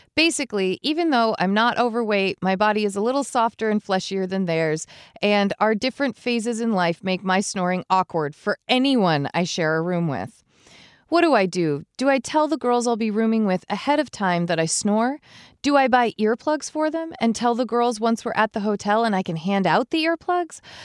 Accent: Vermont, United States; We're from Vermont.

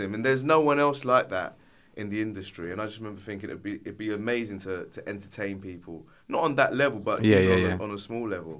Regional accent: London, United Kingdom; I was raised in North London

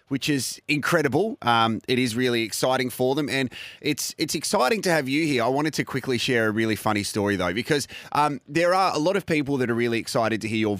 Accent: Ballarat, Victoria, Australia; born there; also born or lived in Tasmania; So we went over to Victoria to visit some family members

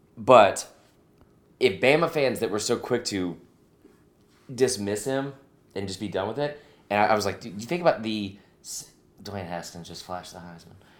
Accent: Stone Mountain, Georgia, United States; I'm from Stone Mountain

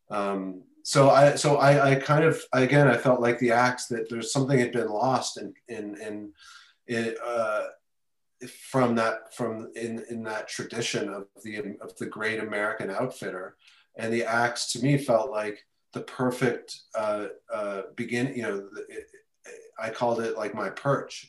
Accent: Canada; now in New York City, United States; I am originally from Canada, moved to New York about 25 years ago to New York City.

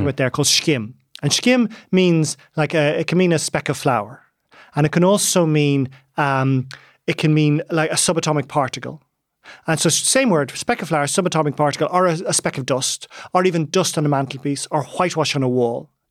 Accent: Dublin, Leinster, Ireland; also born or lived in West Kerry; my childhood, I was brought up in Donnybrook, but I used to spend about a quarter of the year in West Kerry

